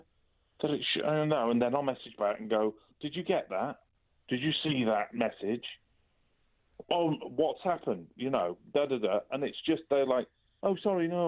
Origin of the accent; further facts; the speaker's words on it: Culcheth, North West England, United Kingdom; I come from, as you say, a little place called Culcheth